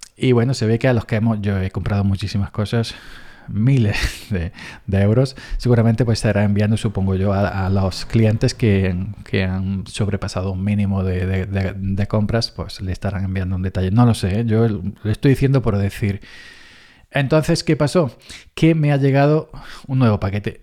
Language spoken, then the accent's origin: Spanish; Andalusia, Spain; somos los andaluces un poco exagerados